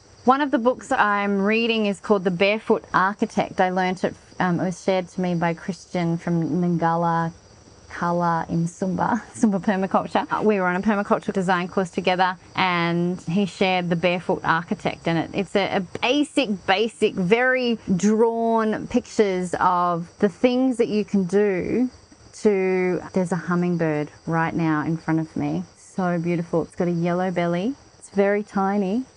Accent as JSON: {"language": "English", "country": "Australia", "tie": "born or raised there", "also_born_or_lived": "Canberra, Australia", "moved": "yes", "said": "I grew up in Australia and part of my life I lived in a place called Canberra"}